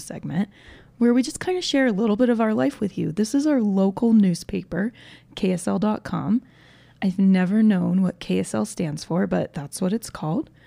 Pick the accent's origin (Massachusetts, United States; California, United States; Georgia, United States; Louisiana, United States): Georgia, United States; now in Utah, United States; I grew up in Georgia, where there's way more trees, and basically anytime there was a thunderstorm, the power went out